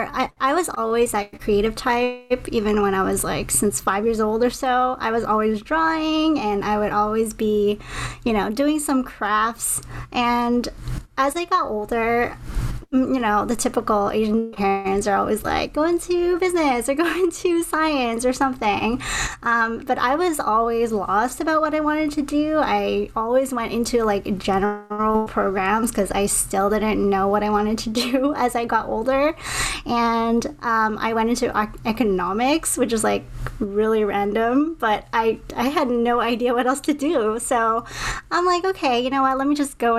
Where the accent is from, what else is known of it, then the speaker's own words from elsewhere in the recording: Montreal, Quebec, Canada; now in Toronto, Canada; I'm originally from Montreal. I'm in Toronto now